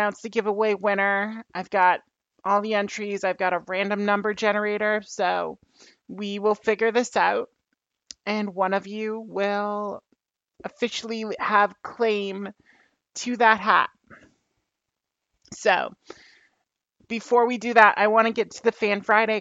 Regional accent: Canada; being the Canadian kid, I got into baseball, and I would hit balls behind the house, back home

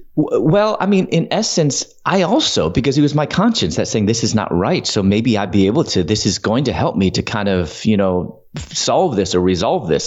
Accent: Chicago, Illinois, United States; moved away as an adult; also born or lived in Louisville, Kentucky / Atlanta; I'm originally from Chicago, and I was living in Louisville, Kentucky at that time

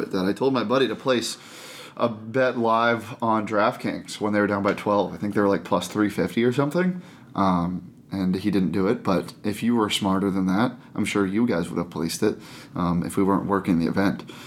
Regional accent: Buffalo, New York, United States; moved away; I am from Buffalo.

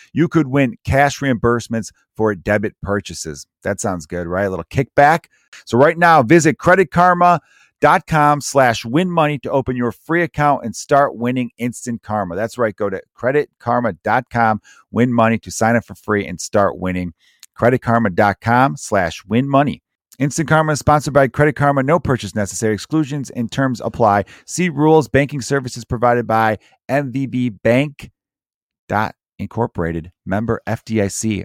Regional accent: Chicago, Illinois, United States; growing up in Chicago

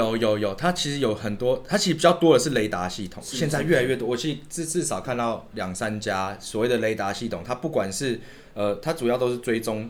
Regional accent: Taiwan; 所以他们会知道我们是就是从台湾来的

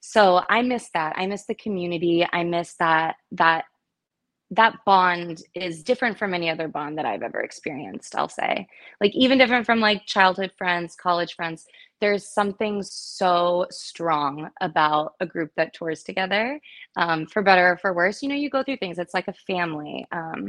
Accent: Largo, Florida, United States; my hometown. It was called 8 o'clock Theater in Largo, Florida

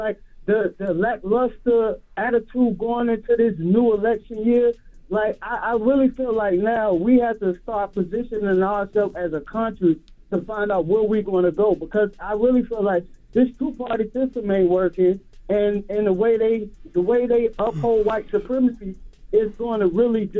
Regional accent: Harlem, New York, United States; Listen, I'm 23 years old. I'm from Harlem.

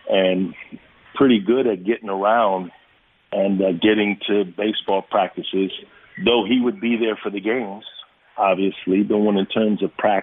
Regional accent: New York City, New York, United States; I grew up in the South Bronx

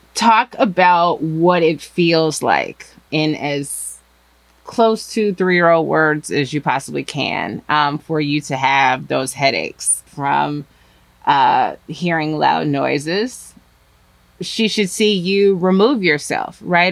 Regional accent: Chicago, Illinois, United States; I am from Chicago.

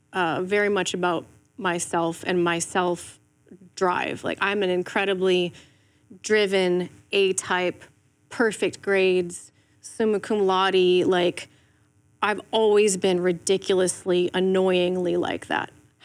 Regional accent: Ireland; I'm from Ireland, like, you don't know me, but I love what you're doing

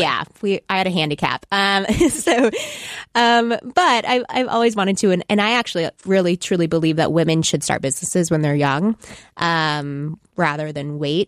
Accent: Texas, United States; moved away; I'm from Texas

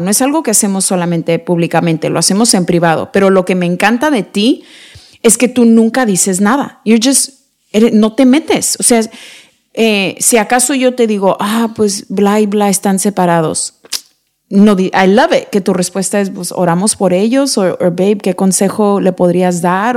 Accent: Mexico; somos mexicanos

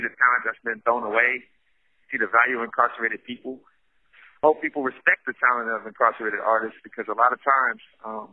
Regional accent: New York City, New York, United States; moved away; I grew up in Brownsville, Brooklyn, which is right next door to Crown Heights

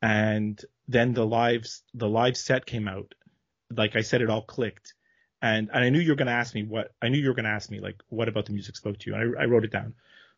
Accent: Montreal, Quebec, Canada; Well, I am from Montreal, Canada, born here, raised here, still living here.

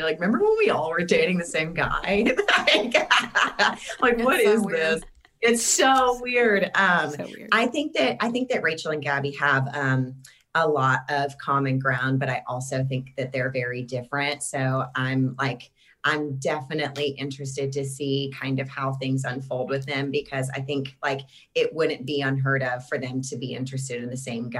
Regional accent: Clarksville, Tennessee, United States; moved away; I'm from Clarksville originally, which is just north of Nashville

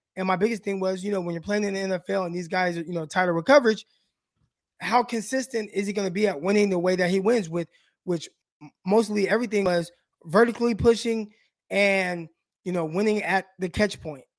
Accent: West Coast, United States; I'm from the West Coast

